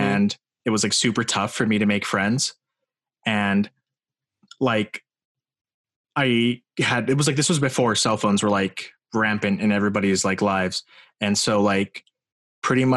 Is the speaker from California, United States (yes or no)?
yes; Morgan Hill, California, United States; What was it like for me growing up in Morgan Hill? I don't know. Like, I mean, obviously good